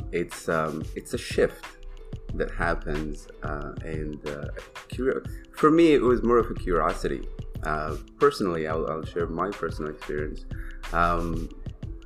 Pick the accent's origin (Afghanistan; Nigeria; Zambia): Afghanistan; now in Toronto, Canada; I live in Toronto, not from Toronto, originally born and raised in Afghanistan